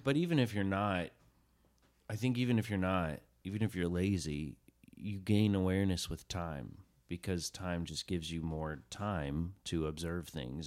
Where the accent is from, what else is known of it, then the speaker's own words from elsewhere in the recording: Chattanooga, Tennessee, United States; first language English; I grew up in Chattanooga, Tennessee